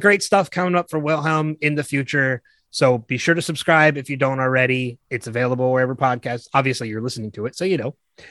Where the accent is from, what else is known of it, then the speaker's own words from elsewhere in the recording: New Jersey, United States; I was born in New Jersey